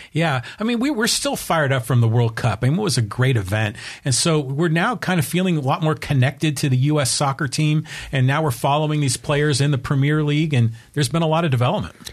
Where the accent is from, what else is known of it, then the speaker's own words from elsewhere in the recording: United States; as American soccer fans